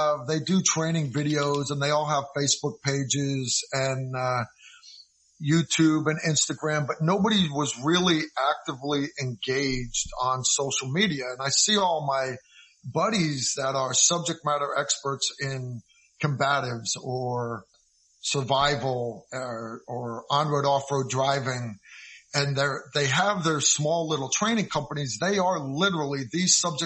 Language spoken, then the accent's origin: English; Connecticut, United States; moved away as an adult; also born or lived in Kentucky; I grew up in Connecticut